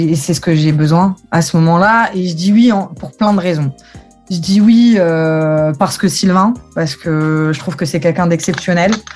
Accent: Metz, Grand Est, France; mon père me, traîne dans les stades depuis que je suis petite, donc au stade Saint-Symphorien, parce que je viens de Metz.

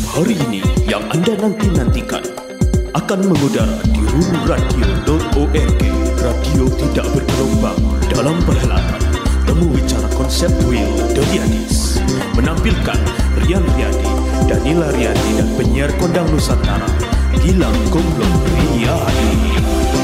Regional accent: Jakarta, Indonesia; gua kan lahir di situ

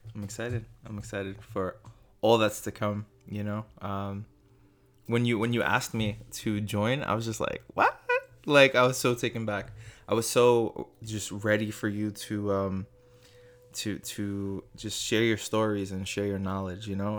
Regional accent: New York City, New York, United States; also born or lived in Staten Island, New York; I am born and raised in Brooklyn, moved to Staten Island when I was about fifteen.

